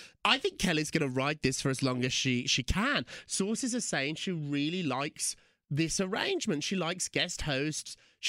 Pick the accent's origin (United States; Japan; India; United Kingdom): United Kingdom; I'm not. I'm so British about it.